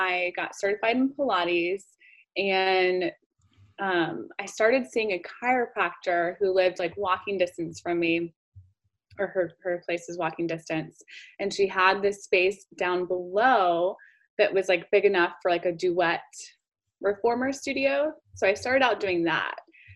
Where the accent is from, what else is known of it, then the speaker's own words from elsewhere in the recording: Decatur, Georgia, United States; also born or lived in Arizona; I grew up in Decatur.